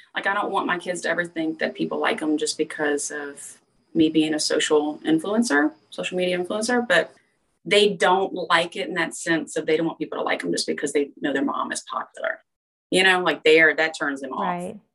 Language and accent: English; LaPlace, Louisiana, United States; born and raised in Louisiana in a little bitty town called Laplace